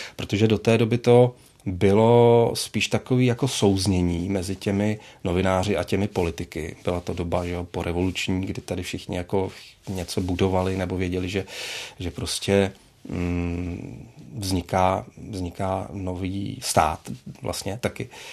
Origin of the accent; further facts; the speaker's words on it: Plzeň, Plzeň Region, Czechia; já jsem z Plzně a měl jsem pocit, že v té Plzni vlastně zůstanu